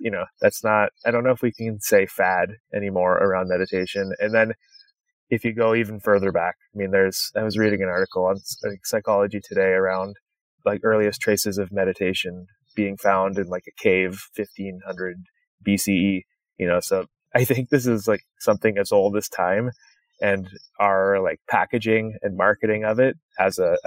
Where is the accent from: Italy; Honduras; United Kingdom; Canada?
Canada; now in United States; I grew up in Canada